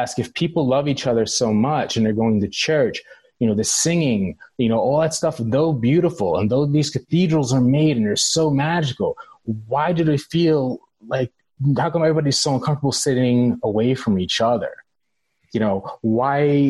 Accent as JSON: {"language": "English", "town": "New York City", "region": "New York", "country": "United States", "tie": "born or raised there", "said": "I was born in the Bronx."}